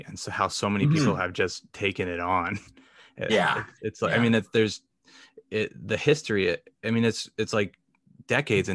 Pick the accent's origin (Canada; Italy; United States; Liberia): United States; the South; I'm from the South. So hot and humid, but not cold